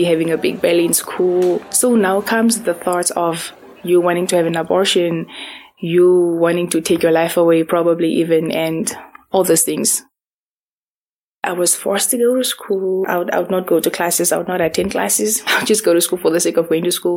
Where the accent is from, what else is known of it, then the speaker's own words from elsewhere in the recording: Windhoek, Khomas, Namibia; I was born here. We grew up in Windhoek